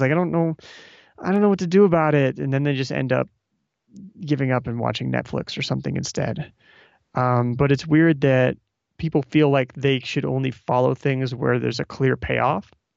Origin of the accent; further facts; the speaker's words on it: Omaha, Nebraska, United States; I'm from Omaha as well